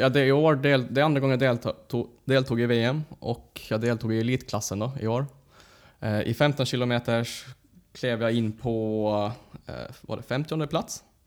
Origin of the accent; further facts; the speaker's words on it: Åland Islands; moved away; åka hem över den helgen, träffa släkten, familj